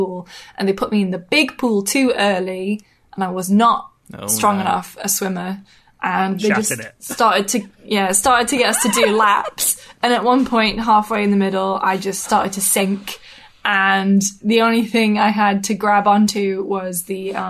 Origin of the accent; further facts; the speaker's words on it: Newcastle upon Tyne, North East England, United Kingdom; accent: Geordie; also born or lived in Washington, Tyne and Wear; I grew up in the cold, wet north. I grew up in Newcastle-upon-Tyne.